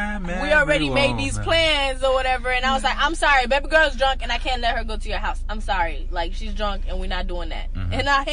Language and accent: English; Miami, Florida, United States; moved away; I'm from Miami. From like, from. I didn't move over there and then move out.